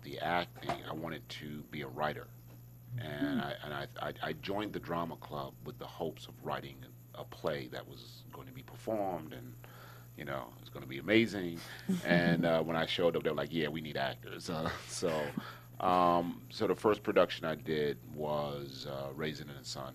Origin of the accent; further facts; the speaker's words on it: Hartford, Connecticut, United States; moved away as an adult; also born or lived in Los Angeles; I was from Hartford